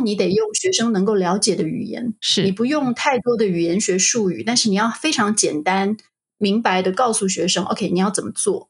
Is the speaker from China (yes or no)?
no; Taiwan; moved away; 那台湾我们会怎么说